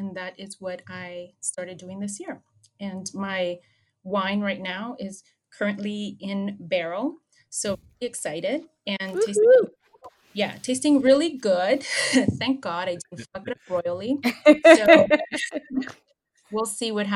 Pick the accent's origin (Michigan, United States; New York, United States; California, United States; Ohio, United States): California, United States; Los Angeles; I grew up in Los Angeles in a little hub like Little Armenia, close to Los Feliz and Hollywood